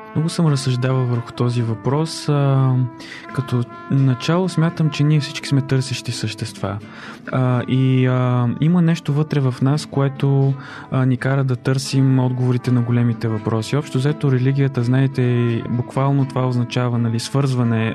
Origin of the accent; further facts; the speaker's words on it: Chirpan, Stara Zagora Province, Bulgaria; в родния ми град, аз съм от Черпан